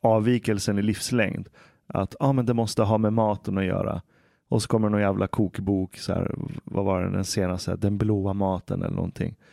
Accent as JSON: {"language": "Swedish", "country": "Iran", "said": "okej, okay, jag kommer från Iran."}